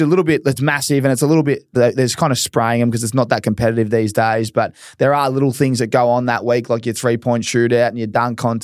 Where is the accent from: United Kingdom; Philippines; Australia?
Australia; as an Aussie